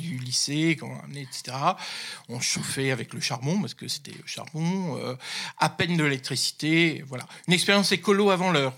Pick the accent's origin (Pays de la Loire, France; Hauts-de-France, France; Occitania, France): Hauts-de-France, France; the North; je suis issu du Nord, hein, je suis un, ch'ti, comme on dit